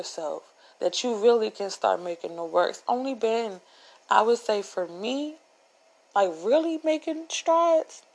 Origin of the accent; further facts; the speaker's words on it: Upper Marlboro, Maryland, United States; moved away; I'm not from the hood, okay? I'm from Upper Marlboro, Maryland. I'm from Darcy Road